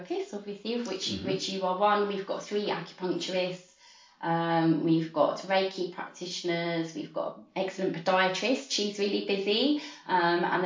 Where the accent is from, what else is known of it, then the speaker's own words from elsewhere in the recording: London, United Kingdom; also born or lived in Walthamstow; I grew up in Hackney. I'm a Hackney girl.